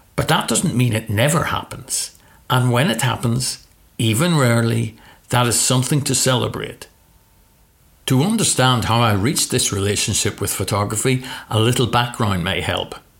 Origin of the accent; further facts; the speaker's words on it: Northern Ireland, United Kingdom; my hometown was the center of the biggest story in the world